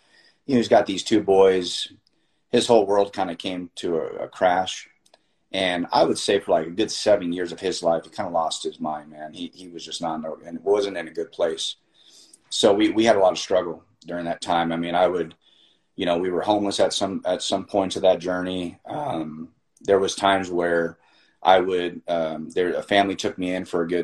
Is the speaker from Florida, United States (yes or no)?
yes; Miami, Florida, United States; I was born in Miami. I'm a first generation, you know, Cuban American here